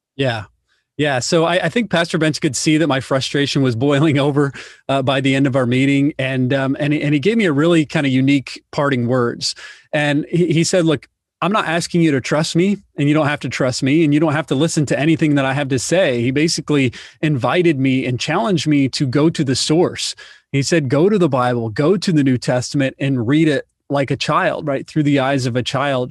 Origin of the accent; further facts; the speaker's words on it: Indiana, United States; I actually grew up in the Midwest, so I'm originally from Indiana